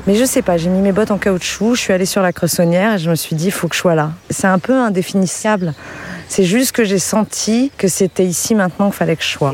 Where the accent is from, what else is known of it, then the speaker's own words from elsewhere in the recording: Oise, Hauts-de-France, France; moved away as an adult; also born or lived in Paris; now in Baron, France; Je suis originaire de l'Oise